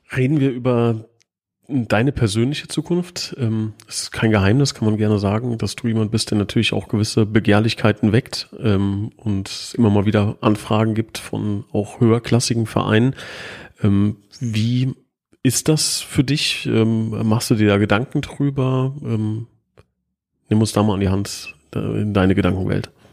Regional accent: Hesse, Germany; ich bin Hesse

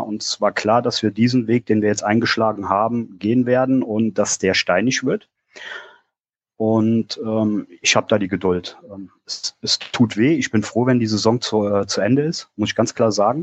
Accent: Koblenz, Rhineland-Palatinate, Germany; moved away as an adult; now in Hunsrück, Germany; bin gebürtig aus Koblenz

